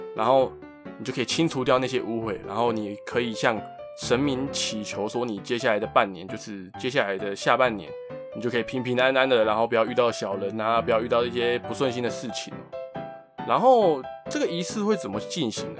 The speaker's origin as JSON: {"language": "Chinese", "region": "Taipei", "country": "Taiwan", "tie": "born or raised there", "said": "在我的家乡，台北万华"}